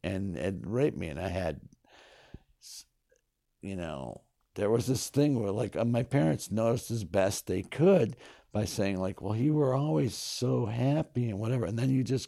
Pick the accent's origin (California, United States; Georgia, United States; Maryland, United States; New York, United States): New York, United States; North Syracuse; also born or lived in Kingston, United States; I was born in Kingston, New York. My parents lived in Saugerties at the time. But when I was very young, we moved to Skinny Atlas, New York.